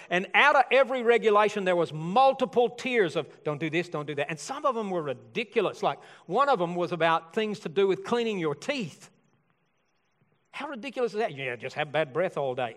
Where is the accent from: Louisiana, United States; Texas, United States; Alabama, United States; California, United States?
Alabama, United States; I'm from Alabama.